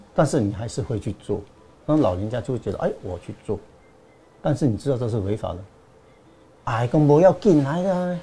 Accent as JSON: {"language": "Chinese", "area": "Meinong", "region": "Kaohsiung", "country": "Taiwan", "tie": "born or raised there", "said": "我在家乡美浓"}